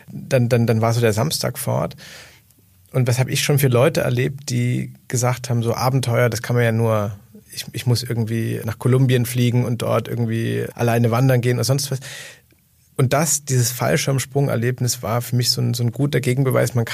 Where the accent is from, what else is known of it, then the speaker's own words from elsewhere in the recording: Saxony, Germany; Also ich werde nie jemand sein, der dann aus Sachsen zum Beispiel wegzieht und sagt, dort ist alles schlecht und alles verloren.